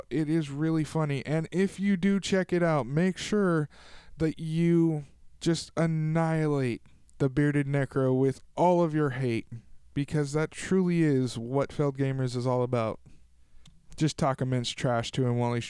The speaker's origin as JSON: {"language": "English", "town": "Tulare", "region": "California", "country": "United States", "tie": "born or raised there", "said": "my hometown of Tulare, California"}